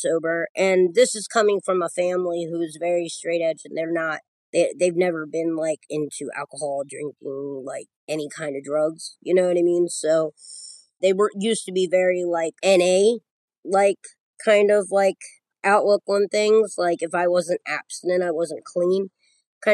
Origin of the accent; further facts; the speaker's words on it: Maryland, United States; I'm from Maryland. I live about 45 minutes from Baltimore, about 45 minutes from Philly.